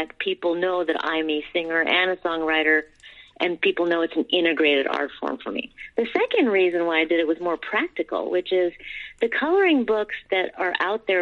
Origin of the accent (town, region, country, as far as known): New Jersey, United States; born or raised there; also born or lived in India